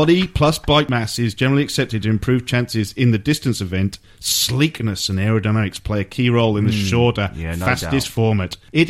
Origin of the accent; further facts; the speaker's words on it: Wales, United Kingdom; I say, I'm from Wales.